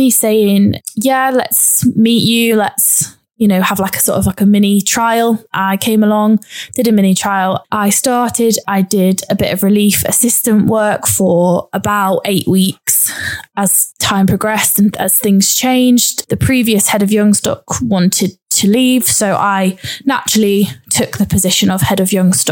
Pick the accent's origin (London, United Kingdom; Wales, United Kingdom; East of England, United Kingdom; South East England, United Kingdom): East of England, United Kingdom; Cambridgeshire; moved away as an adult; also born or lived in Cheshire; I'm originally from Cambridgeshire, so I moved away from home, from my family and friends